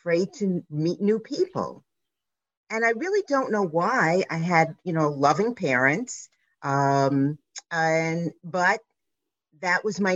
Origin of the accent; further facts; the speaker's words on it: New York City, New York, United States; I grew up on the Lower East Side in New York City